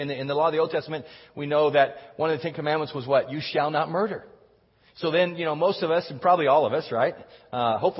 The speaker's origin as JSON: {"language": "English", "region": "Texas", "country": "United States", "tie": "born or raised there", "said": "I grew up in Texas"}